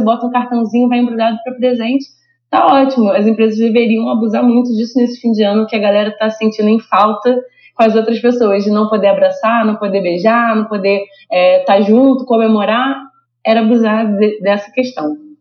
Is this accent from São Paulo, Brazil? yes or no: no; Rio de Janeiro, Brazil; eu sou do Rio